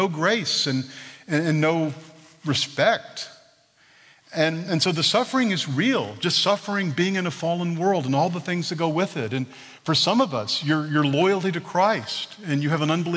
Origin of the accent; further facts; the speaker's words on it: Texas, United States; I'm from Texas